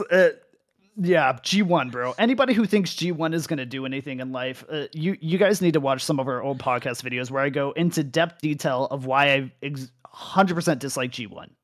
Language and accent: English; United States; moved away as an adult; also born or lived in Arizona; I come from North America